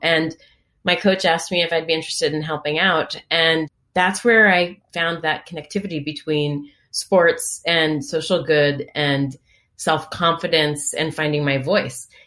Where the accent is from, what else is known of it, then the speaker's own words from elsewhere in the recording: Washington, District of Columbia, United States; from my youngest days as an infant growing up in Washington, D.C.